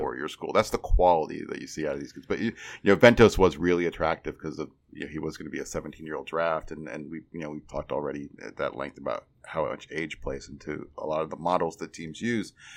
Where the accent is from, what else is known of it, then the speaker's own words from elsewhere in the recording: Midwest, United States; I grew up in the Midwest, I still live in the Midwest